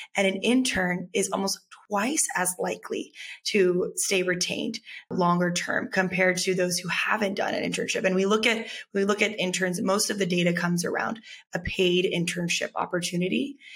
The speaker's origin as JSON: {"language": "English", "region": "Texas", "country": "United States", "tie": "born or raised there", "said": "growing up in texas"}